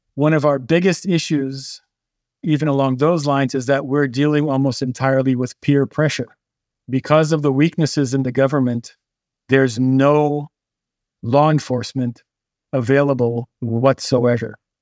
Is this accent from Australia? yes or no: no; Haiti; To me, being a kid growing up in Haiti